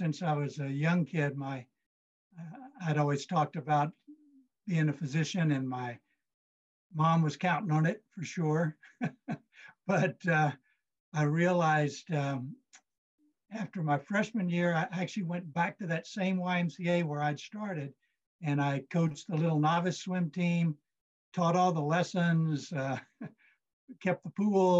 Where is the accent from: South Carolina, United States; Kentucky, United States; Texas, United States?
Texas, United States; I grew up in Texas